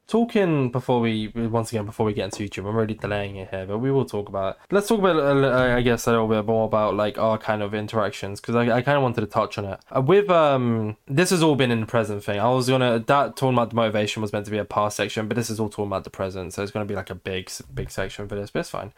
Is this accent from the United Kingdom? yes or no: yes; United Kingdom; I'm British